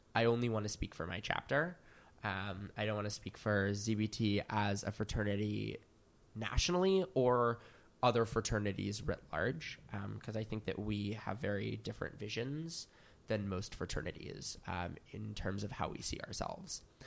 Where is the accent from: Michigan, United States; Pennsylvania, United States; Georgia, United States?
Pennsylvania, United States; Philadelphia; moved away as an adult; now in New York, United States; I'm from Philadelphia, Pennsylvania